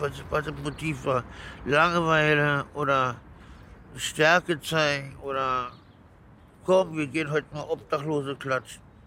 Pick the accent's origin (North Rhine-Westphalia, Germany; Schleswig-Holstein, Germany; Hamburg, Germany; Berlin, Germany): Berlin, Germany; Aufgewachsen bin ich in Berlin